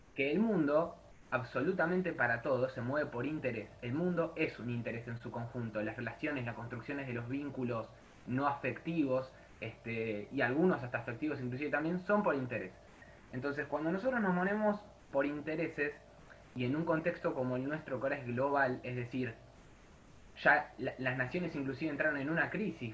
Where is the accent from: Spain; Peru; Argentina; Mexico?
Argentina; nosotros como Argentina